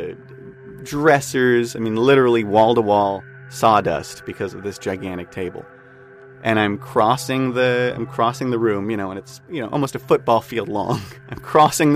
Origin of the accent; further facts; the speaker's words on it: Whittier, California, United States; I'm from Whittier, California.